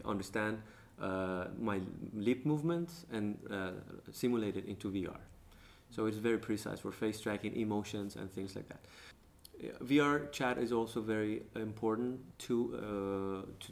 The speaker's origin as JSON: {"language": "English", "country": "Iran", "moved": "yes", "lives_now": "Denmark", "said": "I'm from Iran"}